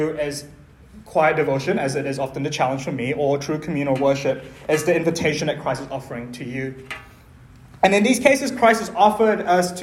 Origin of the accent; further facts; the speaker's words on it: Malaysia; in my culture, I'm Chinese Malaysian